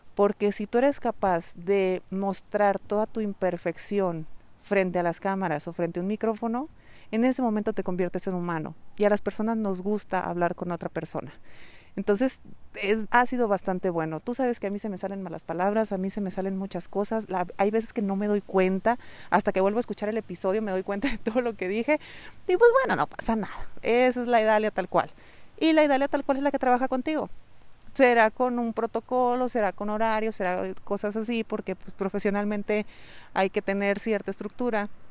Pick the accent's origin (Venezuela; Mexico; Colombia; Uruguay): Mexico; accent: Mexican; sabes que soy mexicana, sabes que tengo un acento de mexicana